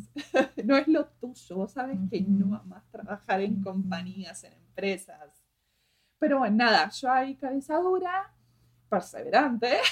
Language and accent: Spanish; Argentina; moved away; a pesar de que soy argentina, nunca me sentí argentina